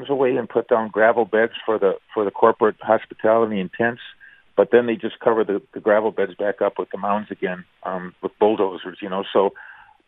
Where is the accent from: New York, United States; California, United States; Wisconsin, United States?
Wisconsin, United States; St. Francis; growing up in St. Francis, Wisconsin